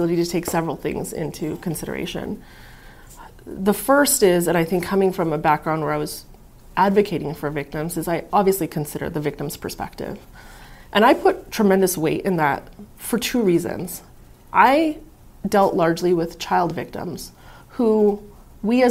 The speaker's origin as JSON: {"language": "English", "town": "Las Vegas", "region": "Nevada", "country": "United States", "tie": "born or raised there", "also_born_or_lived": "Pakistan", "said": "I grew up here in Las Vegas since I was a year old. I was raised in the Clark County public school system"}